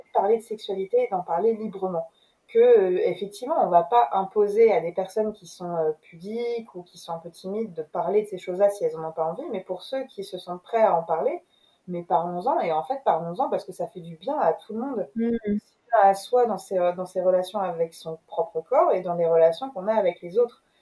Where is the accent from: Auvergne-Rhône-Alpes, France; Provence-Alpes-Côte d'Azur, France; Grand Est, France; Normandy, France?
Normandy, France; Rouen; also born or lived in London; now in Paris, France; je suis française, je suis née à Rouen.